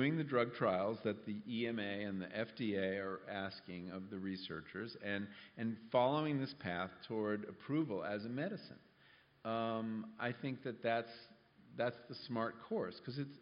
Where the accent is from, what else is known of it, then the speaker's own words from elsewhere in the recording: California, United States; I come from California